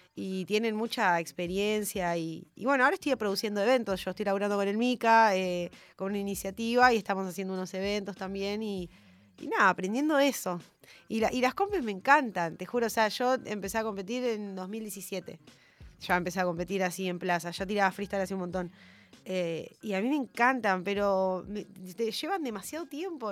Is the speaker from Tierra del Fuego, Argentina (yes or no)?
yes; Ushuaia, Tierra del Fuego, Argentina; moved away as an adult; also born or lived in Formosa / Corrientes; now in Buenos Aires, Argentina; yo sí nací en Formosa y mm, muy chiquitita me llevaron al sur. Entonces yo siempre digo que soy Ushuaia porque de Formosa no conozco nada.